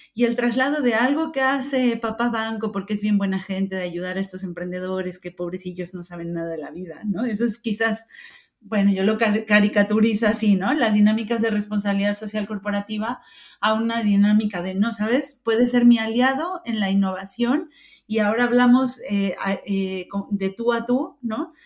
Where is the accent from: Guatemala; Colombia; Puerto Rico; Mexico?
Mexico; moved away as an adult; now in Spain; yo nací en México hace algunos años, no demasiados, algunos, eh, pero llevo 22 años viviendo en España.